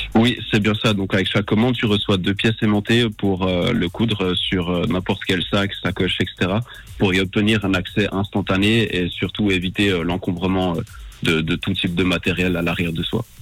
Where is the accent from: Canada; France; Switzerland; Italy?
Switzerland; je suis né en Suisse